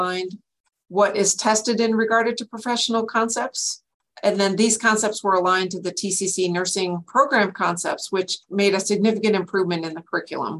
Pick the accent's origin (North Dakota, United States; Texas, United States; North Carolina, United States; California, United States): North Dakota, United States; moved away as an adult; now in Washington, United States; I'm a transplant from North Dakota, where I got my bachelor's in science in nursing